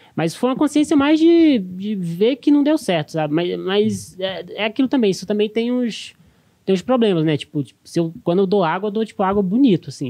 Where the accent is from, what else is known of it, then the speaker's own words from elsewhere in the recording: Brasília, Federal District, Brazil; moved away as an adult; now in São Paulo, Brazil; eu cresci, eu cresci assim, eu cresci em Brasília, em cidade satélite